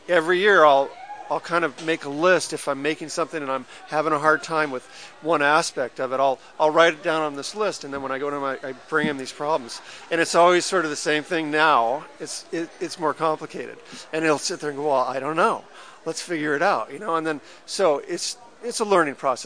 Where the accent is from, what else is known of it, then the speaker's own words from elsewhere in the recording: Marin County, California, United States; also born or lived in Hawaii; now in Venice, United States; I grew up in Marin County